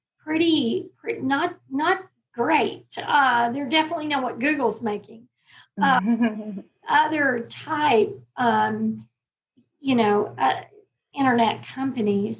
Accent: Texas, United States; I'm a Texas girl. I always tell my children that I was born in Texas and I plan to die in Texas

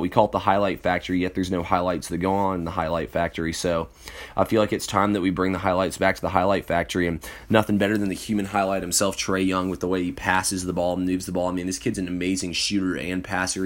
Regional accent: Johns Creek, Georgia, United States; now in Kennesaw, United States; I'm in, uh, Kennesaw, Georgia, but I'm from Johns Creek

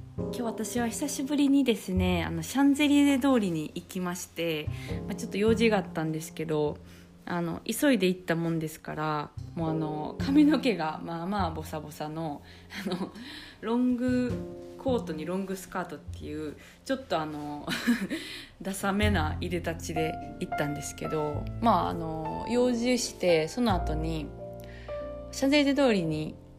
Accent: Kansai, Japan; 私とかはあの関西人

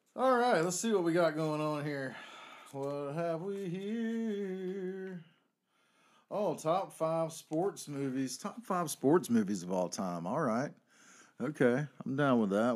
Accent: North Carolina, United States; I'm from North Carolina

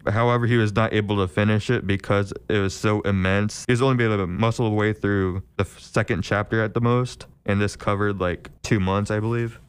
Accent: Milford, Illinois, United States; I am from Milford, Illinois

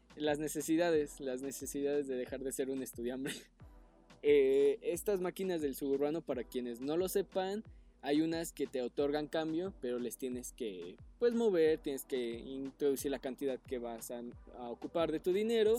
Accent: State of Mexico, Mexico; yo soy nativo de ahí

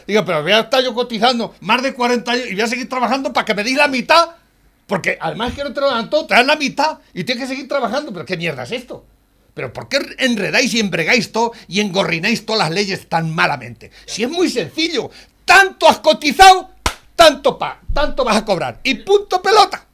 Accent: Tarancón, Castilla-La Mancha, Spain; de Tarancón

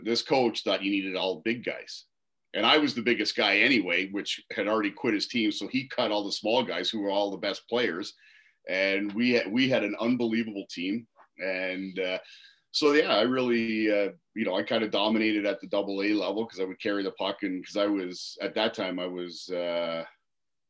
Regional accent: Waterloo, Ontario, Canada; So I grew up in Waterloo. Played all my minor hockey in the Waterloo minor hockey system

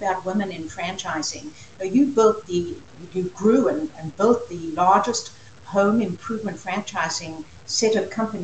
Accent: South Africa; now in United States; I come from South Africa, as you know, and when I immigrated here 47 years ago

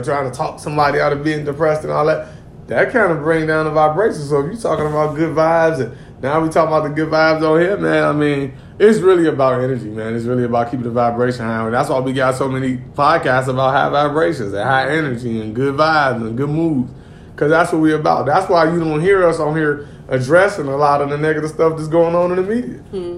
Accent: Gary, Indiana, United States; also born or lived in Wisconsin; I grew up in Gary, Indiana, cuz it ain't a whole lot to do in the G

